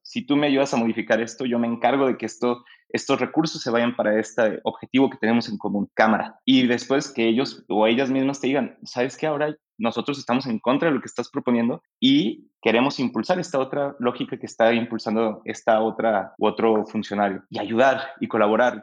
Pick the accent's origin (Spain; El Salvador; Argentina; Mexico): Mexico; nuestro país